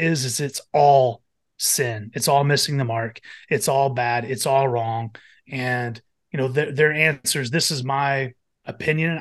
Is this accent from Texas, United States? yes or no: yes; Amarillo, Texas, United States; now in Philadelphia, United States; I was born and raised in Amarillo, Texas